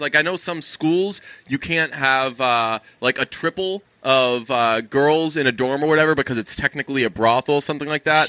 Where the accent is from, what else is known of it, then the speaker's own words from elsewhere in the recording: Boston, Massachusetts, United States; Couple of Boston guys. Oh, we took that turn. You got to be quick with us. We're from Boston.